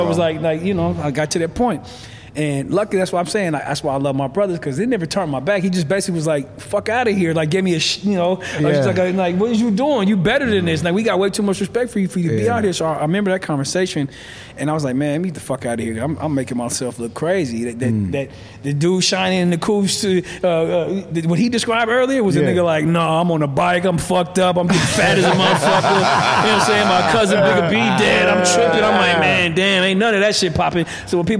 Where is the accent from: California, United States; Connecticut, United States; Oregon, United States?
California, United States; Los Angeles; also born or lived in Atlanta / Brooklyn, New York; I'm from here, born